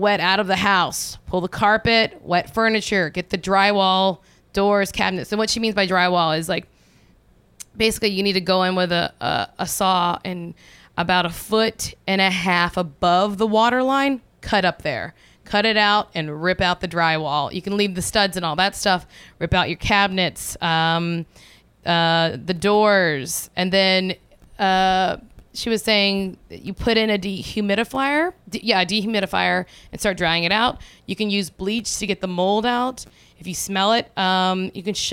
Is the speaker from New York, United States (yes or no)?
no; Watson, Louisiana, United States; moved away; 90% of my hometown in Watson, Louisiana went under